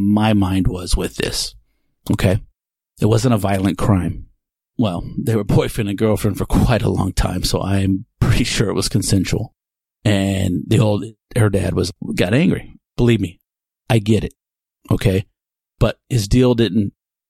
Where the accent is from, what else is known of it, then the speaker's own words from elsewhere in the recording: Texas, United States; I'm a white man born and raised in Texas